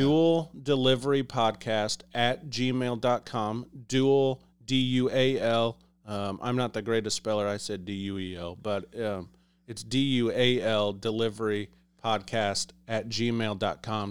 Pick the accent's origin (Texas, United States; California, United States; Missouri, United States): Missouri, United States; Liberty; I'm from the Liberty, Kansas City area.